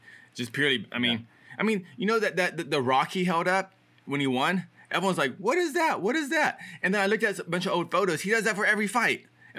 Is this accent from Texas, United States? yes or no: yes; Houston, Texas, United States; I'm from Houston, Texas.